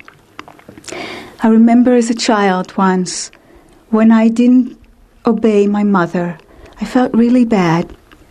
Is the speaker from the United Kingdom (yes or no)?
no; Israel; I was born and raised in Israel in a Jewish conservative family